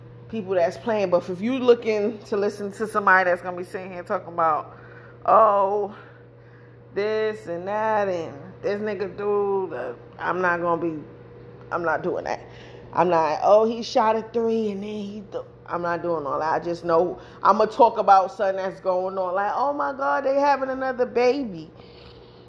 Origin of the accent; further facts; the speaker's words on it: New York, United States; I'm from New York